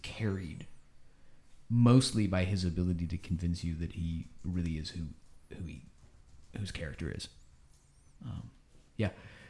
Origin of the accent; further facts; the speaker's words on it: Tallmadge, Ohio, United States; I'm from Akron, Ohio.